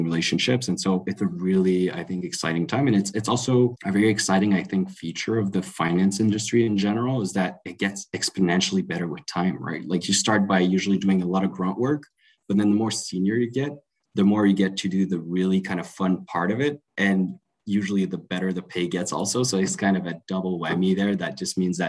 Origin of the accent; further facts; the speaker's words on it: Canada; moved away as an adult; now in London, United Kingdom; I'm French Canadian, very proud to be